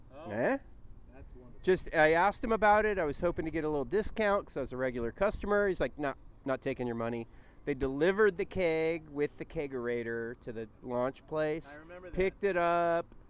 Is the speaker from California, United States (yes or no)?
yes; Southern California, United States; I'm from Southern California